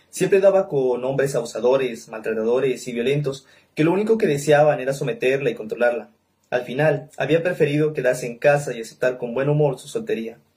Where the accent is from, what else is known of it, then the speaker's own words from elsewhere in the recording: Nariño, Colombia; soy de Nariño, lector de Mario Mendoza